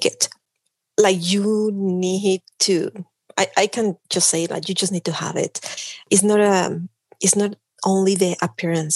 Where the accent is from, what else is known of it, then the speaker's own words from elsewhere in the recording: Mexico City, Mexico; English is a second language; moved away as an adult; also born or lived in Tlaxcala; now in Canada; I'm from Mexico. I was born in Mexico City and I grew up there